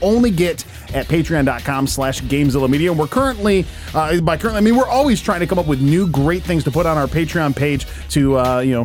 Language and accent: English; Westland, Michigan, United States; the city of Westland, my hometown